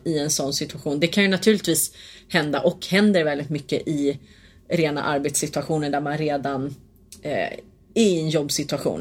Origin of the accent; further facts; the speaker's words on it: Hälsingland, Gävleborg County, Sweden; jag är från Hälsingland.